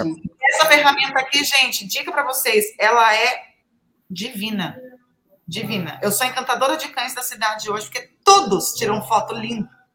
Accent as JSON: {"language": "Portuguese", "country": "Brazil", "said": "a gente é brasileiro"}